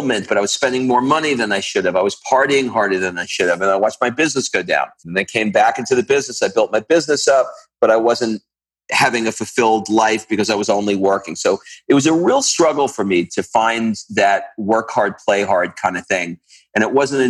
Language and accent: English; New York City, New York, United States; I grew up in Queens, New York